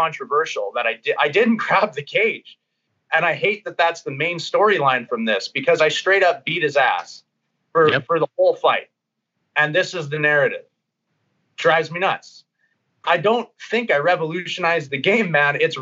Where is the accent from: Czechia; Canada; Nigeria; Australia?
Canada; Bonnyville, Alberta; also born or lived in Edmonton; I like to go home a bunch to Bonnyville, see my family